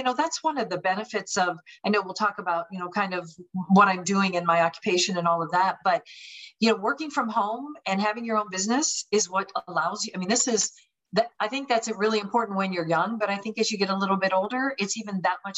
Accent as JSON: {"language": "English", "region": "Pennsylvania", "country": "United States", "also_born_or_lived": "California / Minnesota", "lives_now": "Florida, United States", "said": "I was originally from Pennsylvania, went to California, went to Minnesota, then to Florida. So kind of hit all angles of the country and loving living where I'm at now."}